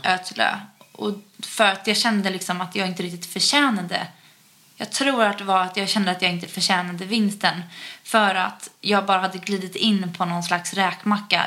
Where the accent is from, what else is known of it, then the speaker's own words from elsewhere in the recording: Utö, Stockholm County, Sweden; hemma på Utö